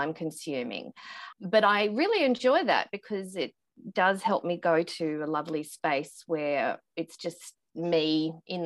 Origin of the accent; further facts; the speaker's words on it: Australia; growing up in Australia